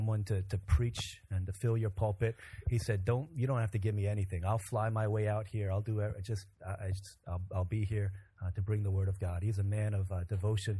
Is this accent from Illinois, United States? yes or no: yes; Chicago, Illinois, United States; moved away; I grew up in Chicago